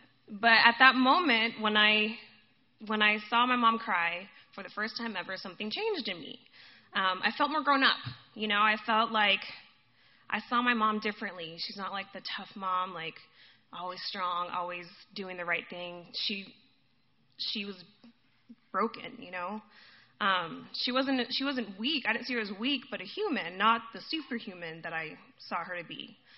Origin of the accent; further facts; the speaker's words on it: Guadalajara, Jalisco, Mexico; also born or lived in Boston, United States; I was born in Boston, but and my parents are Puerto Rican, but we lived in Mexico. So I always tell people, by blood, I'm Puerto Rican, by heart, I'm Mexican. Go Mexico. So we were in Guadalajara.